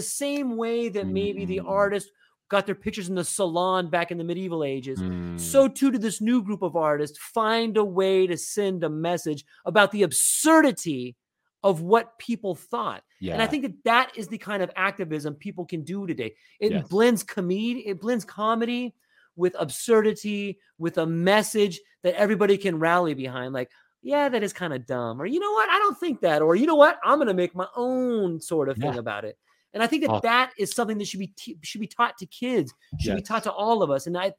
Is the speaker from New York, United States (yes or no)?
no; Oceanside, California, United States; So I grew up in this town, in Northern San Diego, Oceanside, kind of Vista.